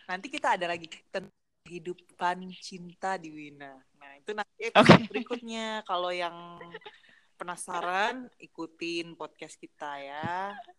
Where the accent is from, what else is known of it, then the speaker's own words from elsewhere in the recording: Bandung, West Java, Indonesia; susah sih soalnya gue orang Batak sebenarnya Batak Karo